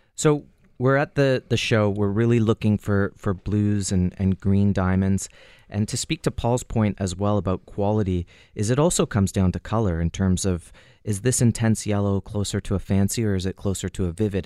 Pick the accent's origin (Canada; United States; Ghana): Canada; as a Canadian, we can, as Canadians